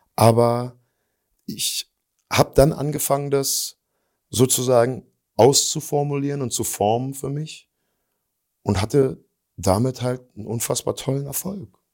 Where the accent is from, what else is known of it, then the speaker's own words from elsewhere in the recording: eastern Germany, Germany; wir kommen zwar aus dem Osten